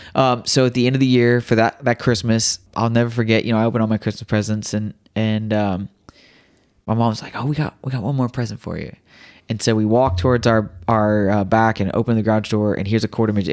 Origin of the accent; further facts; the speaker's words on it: Riverton, Illinois, United States; moved away; I was in Riverton.